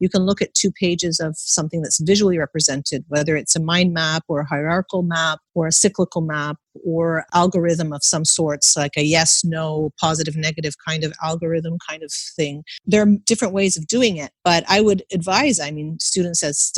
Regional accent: Canada; I was born and raised in Canada, and I never took an exam in primary school. There were no exams.

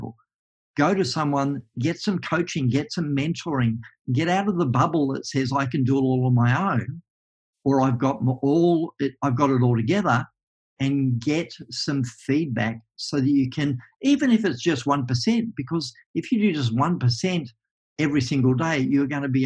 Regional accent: Tasmania, Australia; I'm a kid from Tasmania

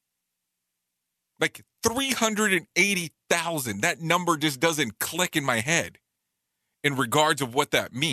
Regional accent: Waco, Texas, United States; now in Orlando, United States; I grew up in Waco many, many, many moons ago.

